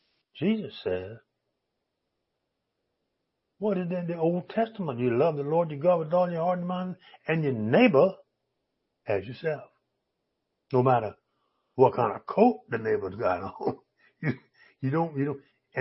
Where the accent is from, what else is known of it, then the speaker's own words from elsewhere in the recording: Virginia, United States; I grew up in Tidewater, Virginia, around some churches, you know, started out in 1640, way back down there.